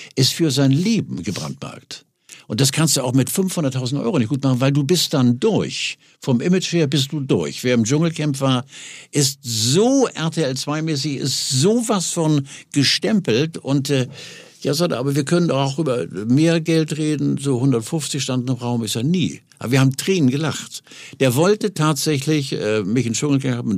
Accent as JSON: {"language": "German", "region": "Hamburg", "country": "Germany", "moved": "as an adult", "lives_now": "Quickborn, Germany", "said": "Und ich lebe seit 18 Jahren in, in Quickborn, wollte nie nach Quickborn und lebe jetzt da, bin sehr glücklich und zufrieden als Hamburger."}